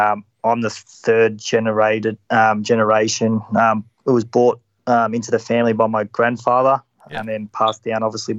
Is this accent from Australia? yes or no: yes; Melbourne, Victoria, Australia; Melbourne, Victoria.